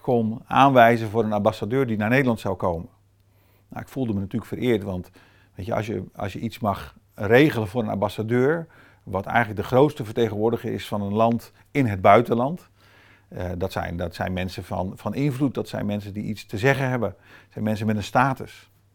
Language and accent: Dutch; Brazil; now in Netherlands; Met mijn eh, toch semi-allochtone achtergrond, opgegroeid in Brazilië